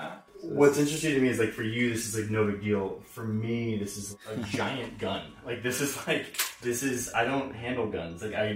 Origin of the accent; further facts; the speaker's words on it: United States; I'm an American.